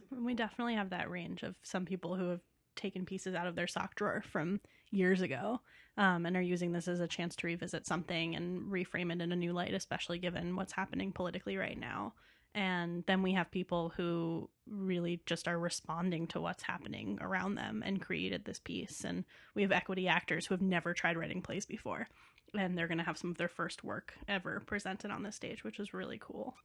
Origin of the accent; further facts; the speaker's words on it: New York City, New York, United States; also born or lived in Boston; now in Chicago, United States; New York City, which is home for me